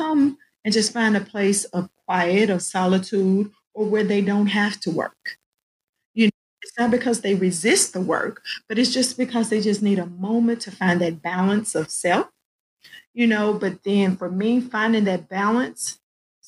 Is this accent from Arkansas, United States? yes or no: yes; Arkansas, United States; moved away as an adult; now in Fayetteville, United States; I was in a small district, my hometown